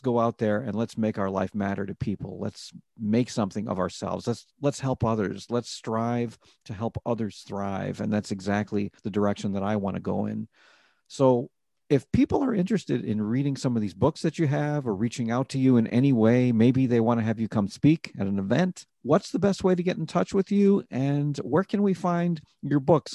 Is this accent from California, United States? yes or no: no; Rochester, New York, United States; I'm originally from New York City, but I grew up in Rochester, New York